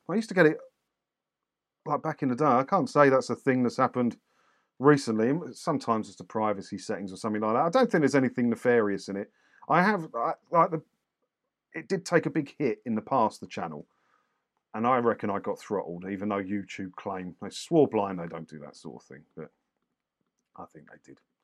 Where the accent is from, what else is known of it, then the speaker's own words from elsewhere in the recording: Clacton-on-Sea, East of England, United Kingdom; I grew up in Clacton